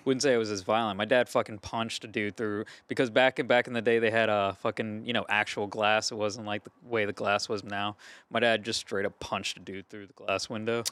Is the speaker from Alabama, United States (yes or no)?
no; Gonzales, Louisiana, United States; I'm from Gonzales, Louisiana